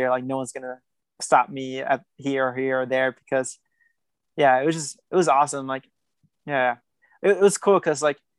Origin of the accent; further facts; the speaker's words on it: Guatemala; born there; I was nervous too because it was my first time ever leaving the country and going to Tokyo since I was born in Guatemala.